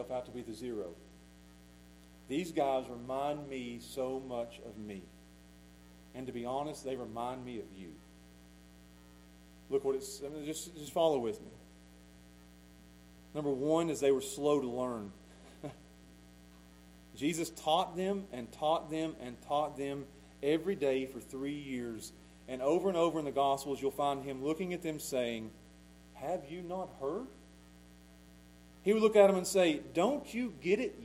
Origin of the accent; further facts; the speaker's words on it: Pound, Virginia, United States; I'm from Pound